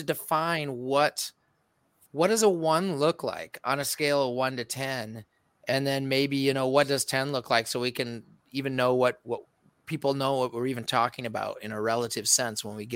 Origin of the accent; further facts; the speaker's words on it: Waterloo, Iowa, United States; now in Minnesota, United States; I'm from the mean urban streets of Waterloo, Cedar Falls